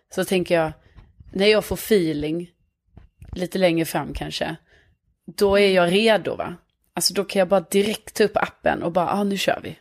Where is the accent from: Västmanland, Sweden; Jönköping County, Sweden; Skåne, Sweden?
Skåne, Sweden; Lund; accent: Scanian; moved away as an adult; now in Stockholm, Sweden; jag är från Lund men bor i Stockholm